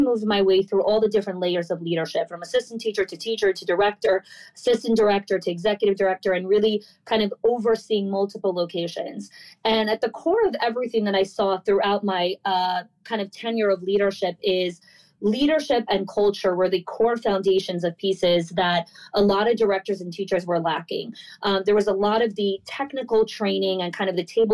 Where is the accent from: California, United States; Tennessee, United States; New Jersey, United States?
New Jersey, United States; moved away as an adult; also born or lived in New York; now in Florida, United States; I grew up in New Jersey for the first kind of 22 years of my life